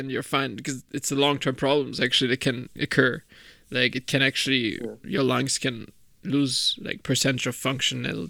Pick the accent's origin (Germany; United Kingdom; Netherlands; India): Germany; I'm from Germany